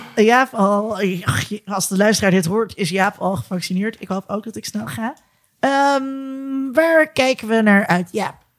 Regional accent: Netherlands; als Nederlanders

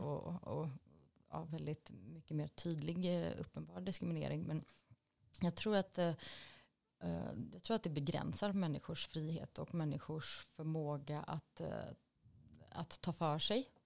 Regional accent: Gothenburg, Västra Götaland, Sweden; när jag växte upp i Angered

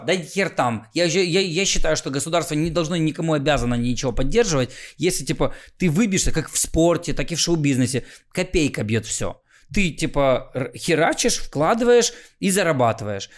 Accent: Khmelnytskyi, Khmelnytskyi Oblast, Ukraine; я из Хмельницкого вроде как западная Украина

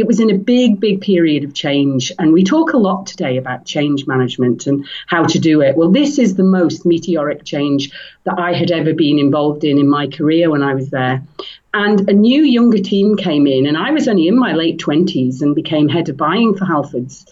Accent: Isle of Man; also born or lived in England; I grew up in the Isle of Man, and I went off to England to do a degree

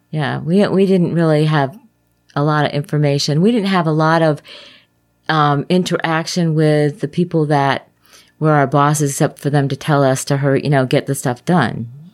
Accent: Glastonbury, Connecticut, United States; now in Lakeland, Florida, United States; I was raised in Glastonbury

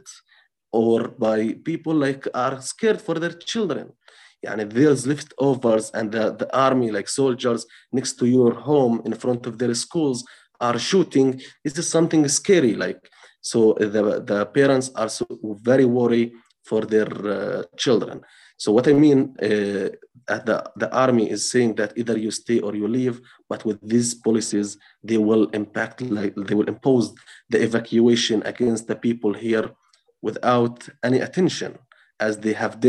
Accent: Touba, West Bank, Palestine; English is a second language; I'm from the village of Touba, I'm from Masafer Yatta, I am just like 2 kilometers or a few kilometers away from here, and I live here

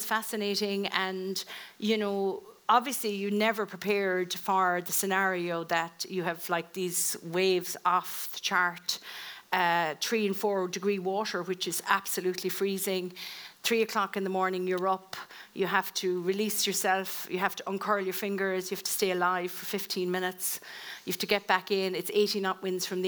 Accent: Ireland; being Irish

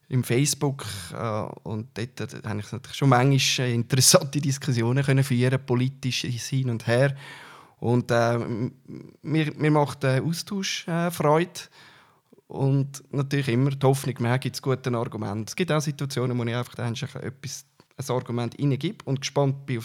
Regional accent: Altdorf, Uri, Switzerland; Ich bin äh, in Altdorf da geboren und aufgewachsen.

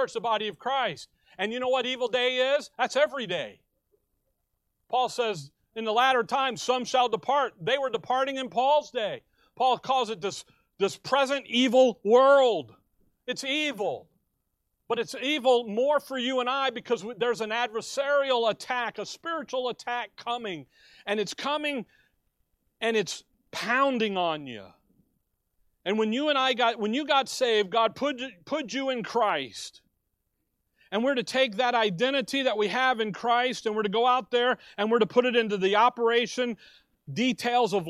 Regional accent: Chicago, Illinois, United States; Growing up in Chicago, we would be downtown

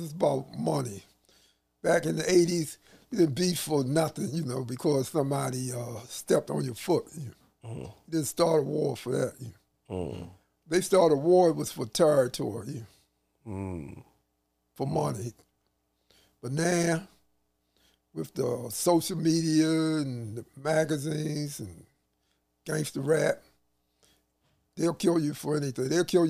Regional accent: Baltimore, Maryland, United States; also born or lived in North Carolina; I was born in North Carolina. My family moved up here when I was 3 months old. Okay. And Baltimore is all I know.

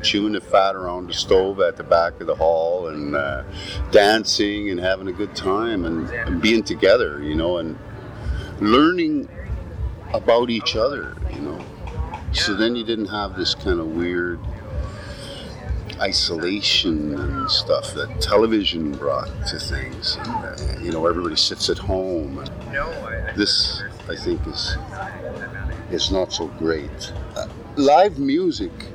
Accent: Alberta, Canada; I grew up in Alberta and my parents played music when I was little

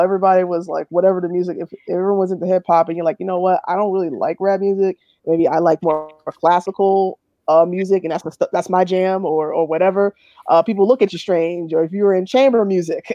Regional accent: New York City, New York, United States; I grew up in the South Bronx

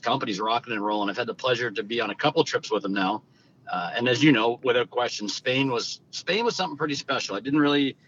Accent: Westfield, New Brunswick, Canada; I grew up in New Brunswick, a little town called Westfield, New Brunswick, of a town of literally about 1,500 people.

